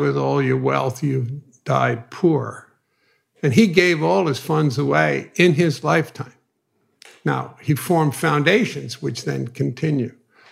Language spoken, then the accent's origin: English; New York City, New York, United States; Growing up in Brooklyn, you needed street creds